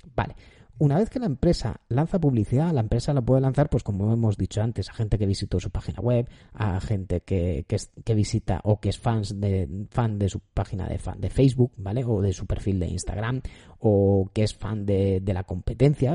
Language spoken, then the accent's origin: Spanish; Spain; yo soy español